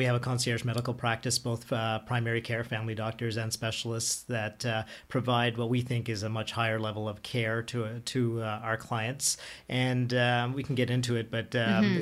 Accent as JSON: {"language": "English", "town": "Ottawa", "region": "Ontario", "country": "Canada", "tie": "born or raised there", "also_born_or_lived": "Toronto", "said": "I'm born and raised in Ottawa"}